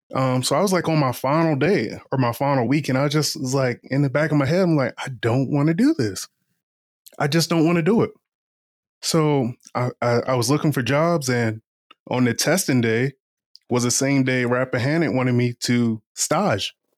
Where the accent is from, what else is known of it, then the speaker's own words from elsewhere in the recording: Eastern Shore of Virginia, United States; moved away; also born or lived in Washington, D.C.; I'm from the Eastern Shore of Virginia